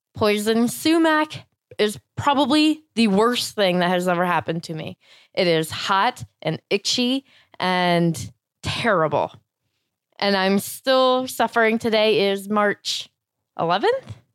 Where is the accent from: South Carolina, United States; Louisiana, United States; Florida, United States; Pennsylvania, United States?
Florida, United States; moved away; I grew up in Florida and doing a lot of yard work.